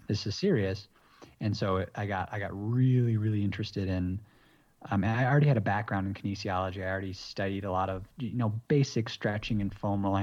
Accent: Michigan, United States; moved away as an adult; also born or lived in Massachusetts / San Diego; now in Bogota, Colombia; I was kinda raised in Michigan for most of my life

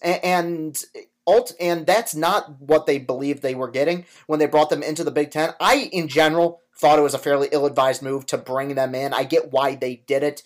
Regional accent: Spartan country, Michigan, United States; growing up in Spartan country as a, a Michigan fan

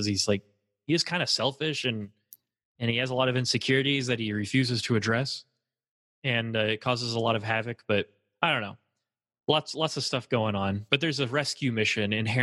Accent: Texas, United States; now in California, United States; I claim Texas

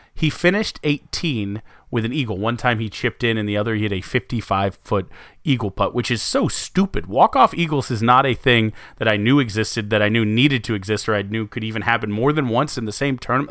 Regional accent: United States; I'm American

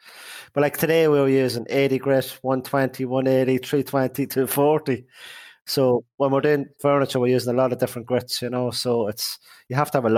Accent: Ireland; moved away as an adult; also born or lived in Boston; we're Irish.

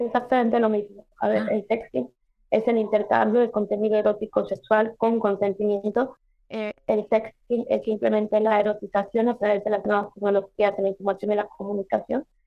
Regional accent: Mexico; en mi país, en México

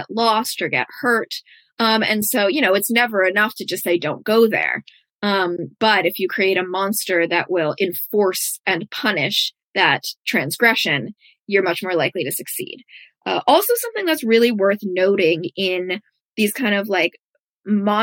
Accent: United States; as an American, so much of our culture is about romanticizing harm

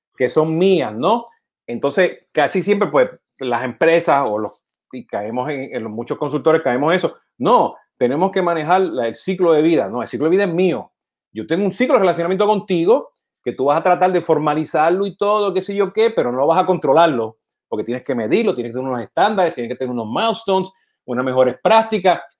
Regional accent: Puerto Rico; siendo puertorriqueño

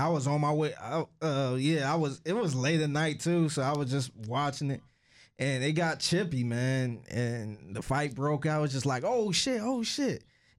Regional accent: Cleveland, Ohio, United States; hey, you from Cleveland? I'm from Cleveland too.

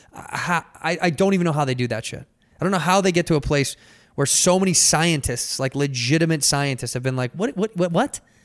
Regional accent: Chicago, Illinois, United States; moved away; I'm born and raised in Chicago

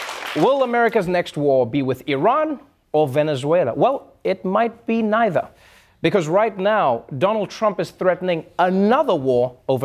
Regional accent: South Africa; And I remember, like, seeing that as a South African, and I was like, wow, this is a little excessive.

